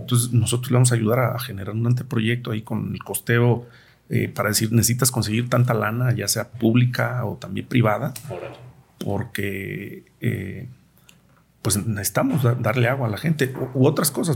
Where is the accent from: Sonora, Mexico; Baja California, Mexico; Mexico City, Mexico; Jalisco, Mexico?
Jalisco, Mexico; Cerro del Cuatro; yo pues crecí en el Cerro del 4, 30 años vivía allá